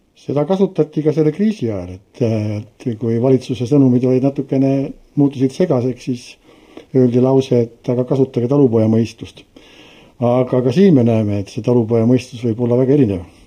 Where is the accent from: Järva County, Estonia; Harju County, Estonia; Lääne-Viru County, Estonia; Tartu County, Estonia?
Tartu County, Estonia; Tartu; mina olen ise pärit Tartust